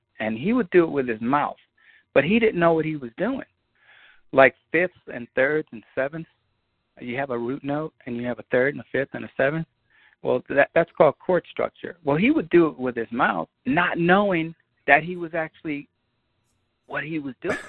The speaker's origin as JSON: {"language": "English", "town": "New York City", "region": "New York", "country": "United States", "tie": "born or raised there", "also_born_or_lived": "Bondi Beach, Australia", "said": "growing up in Queens"}